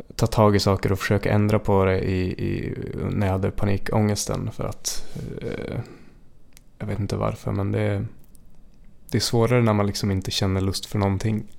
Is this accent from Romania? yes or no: no; Jämtland, Sweden; moved away; jag är uppväxt i, i Jämtland